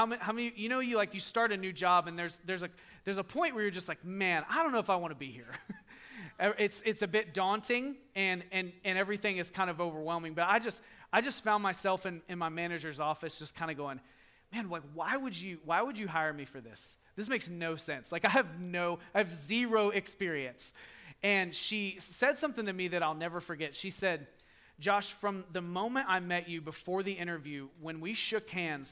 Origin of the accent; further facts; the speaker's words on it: the South, United States; we're from the South. We say yes, ma'am all the time